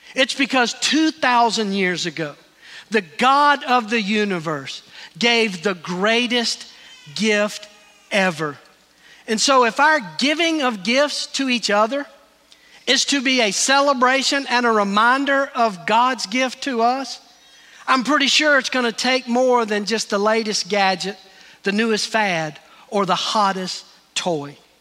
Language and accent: English; Greenville, United States; moved away; Terry and I were in Greenville, my hometown